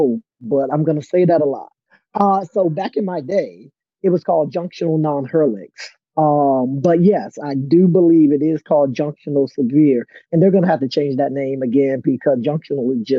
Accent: Portsmouth, Virginia, United States; I was born in Portsmouth Naval in Virginia. D and I are both kind of from Virginia

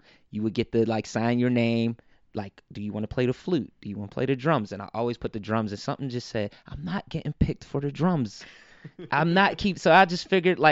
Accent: Pittsburgh, Pennsylvania, United States; also born or lived in New York; Birth certificate says New York, but home is Pittsburgh

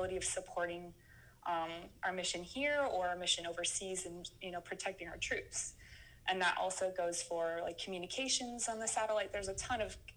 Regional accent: Phoenix, Arizona, United States; born and raised in Phoenix, Arizona

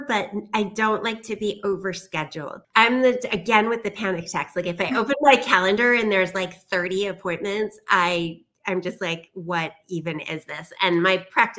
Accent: New York, United States; I am a New Yorker

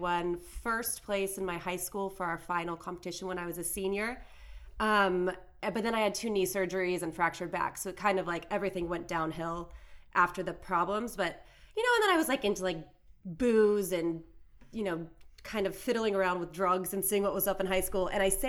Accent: Fremont, California, United States; moved away as an adult; also born or lived in Los Angeles; I grew up in Northern California in Fremont, so it's about 45 minutes from San Francisco

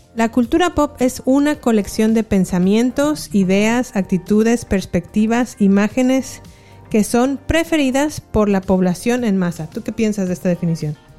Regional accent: San Miguel de Allende, Guanajuato, Mexico; moved away as an adult; also born or lived in León, Guanajuato / United States; Nací, crecí en San Miguel de Allende

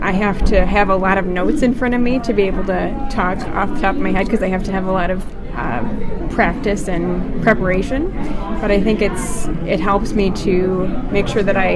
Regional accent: Milwaukee, Wisconsin, United States; I come from Milwaukee

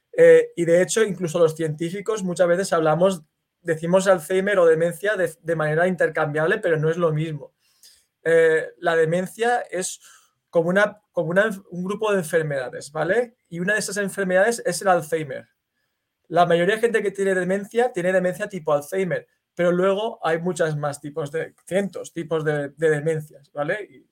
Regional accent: Valencia, Valencian Community, Spain; now in United States; yo soy de Valencia, que es una ciudad que está en España, en el Mediterráneo

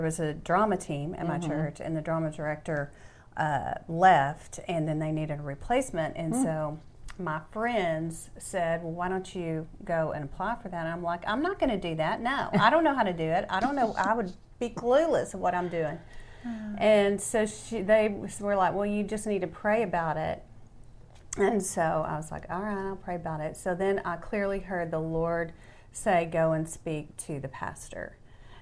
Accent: West Texas, United States; moved away; I'm from West Texas

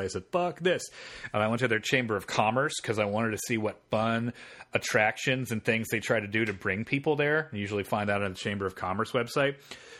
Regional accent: Marion, Indiana, United States; Indiana, the shitty town where I grew up. I went to high school there. I grew up in Ohio. Has like 40,000, maybe 50,000 people. And it's a garbage small town. So it's that kind of Appalachian place.

